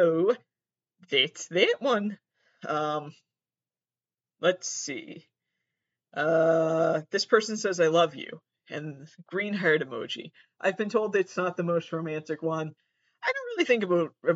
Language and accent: English; Massachusetts, United States; I'm from Massachusetts